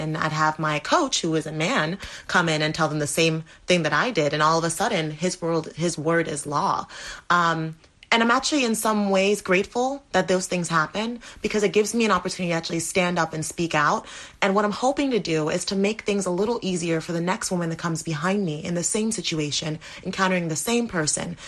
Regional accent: Dominica; I was born in the Caribbean, Dominica

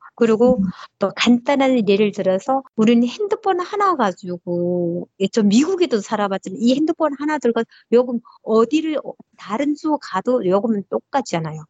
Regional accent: North Korea; accent: North Korean dialect; also born or lived in China / South Korea; now in United States; 제가 북한 사투리가 나왔나 봐요

